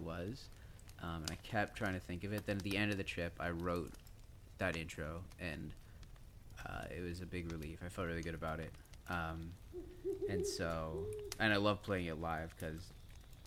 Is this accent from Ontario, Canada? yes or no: yes; Toronto, Ontario, Canada; I grew up in Toronto